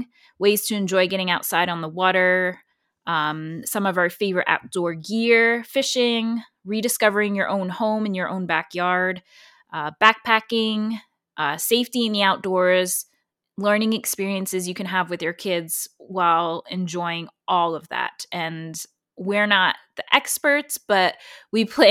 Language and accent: English; Pocono Mountains, Pennsylvania, United States; I'm also from the Pocono Mountains. And for those of you who don't know, that's the northeastern side of Pennsylvania.